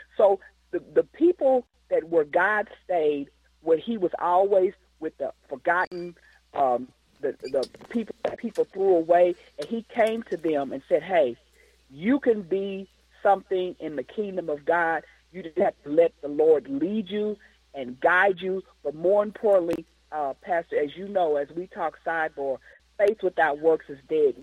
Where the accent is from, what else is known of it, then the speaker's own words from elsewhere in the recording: Kansas City, United States; as a young girl growing up in the Kansas City area